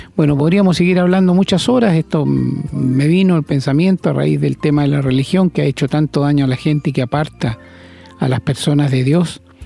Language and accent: Spanish; Chile; como decimos en Chile